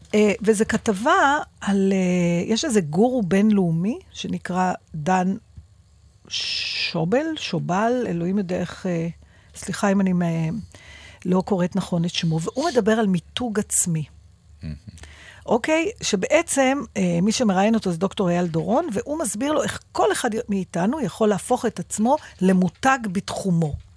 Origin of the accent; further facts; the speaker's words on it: Givatayim, Tel Aviv District, Israel; בילדותי, בשנות ה-60 וה-70 בגבעתיים